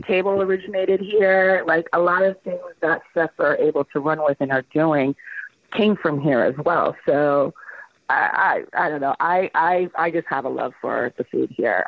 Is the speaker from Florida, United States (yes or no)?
yes; Miami, Florida, United States; moved away as an adult; also born or lived in Brooklyn, New York; now in Los Angeles, United States; I was born in Brooklyn, New York, raised in Miami, and then I moved to Los Angeles when I was 22.